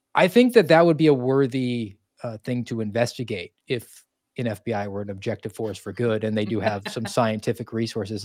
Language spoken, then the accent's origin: English; Georgia, United States; I grew up in Georgia and my family came from New Jersey